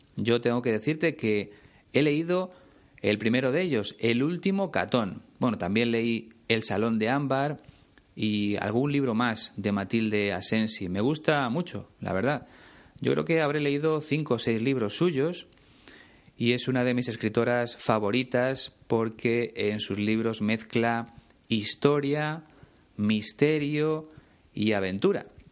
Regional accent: Spain

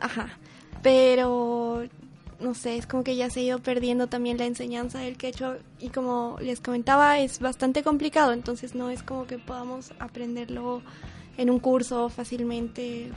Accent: Potosí, Bolivia; yo nací en Potosí, pero no vivo en Potosí, pero sí a dos horas de Potosí

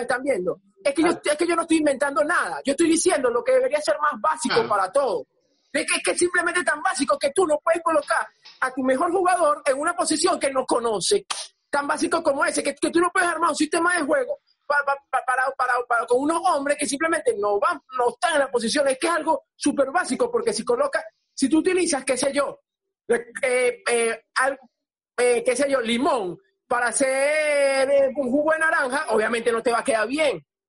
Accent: Venezuela; moved away; cinco venezolanos y los cinco estamos fuera de Venezuela.

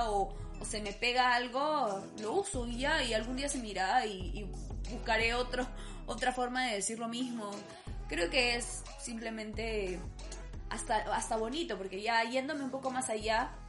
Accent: Peru; Antes era muy difícil, era como que viajabas a otro país y no, a ti como peruano no te reconocían.

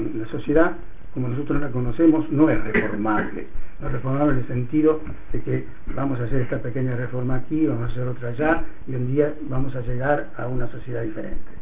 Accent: Argentina; born or raised there; moved away

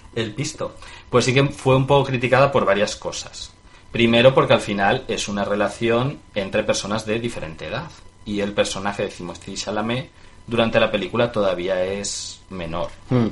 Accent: Mérida, Extremadura, Spain; also born or lived in Galicia; yo de niño vivía en Mérida

